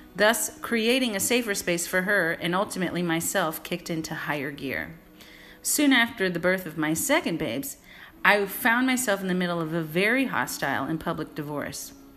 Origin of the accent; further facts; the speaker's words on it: San Francisco, California, United States; moved away as an adult; also born or lived in New York City / Los Angeles; Born and raised in San Francisco during the golden era of the 80s and 90s